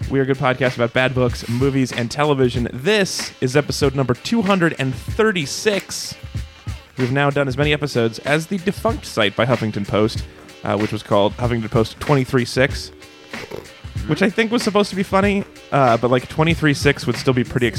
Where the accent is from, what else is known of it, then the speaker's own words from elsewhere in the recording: Oakland, California, United States; She's from San Francisco, but we're from Oakland.